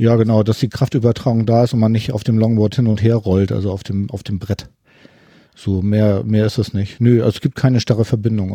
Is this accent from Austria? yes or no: no; Hamburg, Germany; ich komme aus Hamburg